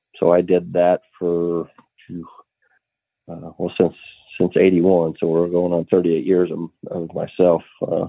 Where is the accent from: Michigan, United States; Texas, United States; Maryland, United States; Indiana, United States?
Indiana, United States; Waldron; also born or lived in Arlington, Indiana; Where I'm from, I grew up in Waldron, which is Waldron, Indiana, just south of Indianapolis there, southeast a little bit. And we currently live in Arlington, which is about 30 miles due east of Indianapolis.